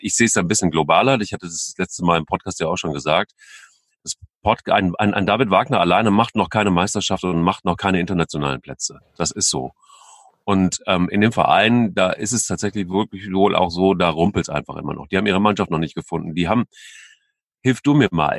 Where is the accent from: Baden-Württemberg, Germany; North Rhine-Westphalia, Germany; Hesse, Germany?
North Rhine-Westphalia, Germany; Cologne; als Kölner